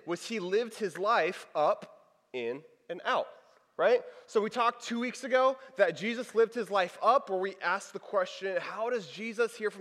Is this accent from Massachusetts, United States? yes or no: no; Texas, United States; moved away; I'm from Texas. I went to college in Texas.